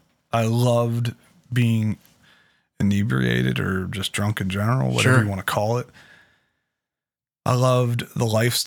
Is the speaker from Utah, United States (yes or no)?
no; Pittsburgh, Pennsylvania, United States; I was originally from Pittsburgh. Yeah. I was born in Presby Hospital, and the adoption was from Allegheny County.